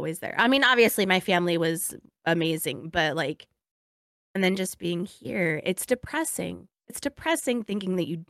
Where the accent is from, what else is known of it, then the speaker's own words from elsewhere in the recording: Hawaii, United States; it's like a faith based in your being as like Hawaiian. Cause like so much goes into just being who you are. And then part of our culture is just so spiritual, right?